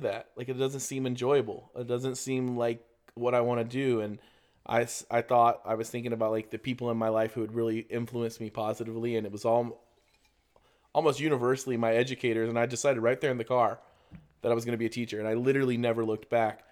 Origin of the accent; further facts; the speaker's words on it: Florida, United States; I'm from Florida